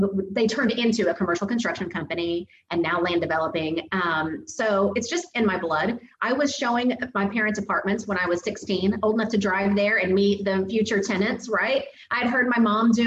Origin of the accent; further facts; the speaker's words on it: Southern Illinois, United States; I grew up in Southern Illinois